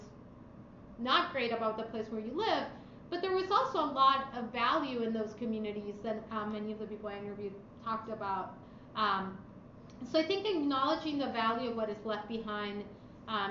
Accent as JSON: {"language": "English", "region": "Lima", "country": "Peru", "tie": "born or raised there", "moved": "yes", "said": "immigrated to Lima, the capital, where I was born. And my mother now lives in Europe. She was an immigrant too."}